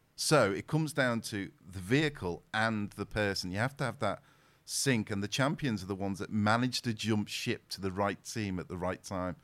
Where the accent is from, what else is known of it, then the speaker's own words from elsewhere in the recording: the Wirral, North West England, United Kingdom; I was born and raised in the Wirral, so. In the Wirral, I was around Wallasey, Birkenhead